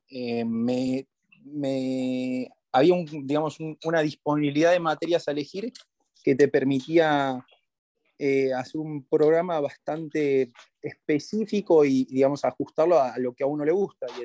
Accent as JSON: {"language": "Spanish", "country": "Argentina", "said": "Y, siendo abogado argentino que lo podés buscar y lo podés lograr. Y ahí es cuando volví a Argentina"}